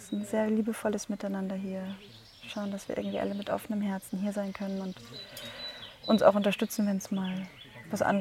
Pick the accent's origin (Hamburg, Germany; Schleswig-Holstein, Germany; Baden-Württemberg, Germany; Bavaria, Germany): Bavaria, Germany; Munich; now in Berlin, Germany; Ich komme ursprünglich aus München und lebe aber gerade in Berlin